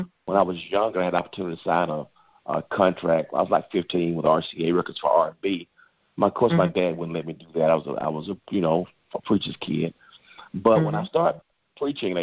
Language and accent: English; Macon, Georgia, United States; moved away as an adult; now in Atlanta, United States; I grew up in Macon, Georgia